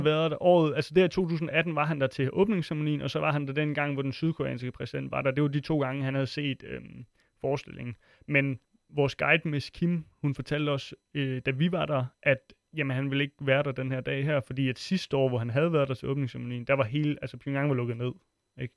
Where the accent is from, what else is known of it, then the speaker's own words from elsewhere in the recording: Funen, Southern Denmark, Denmark; moved away; jeg kommer fra Fyn oprindeligt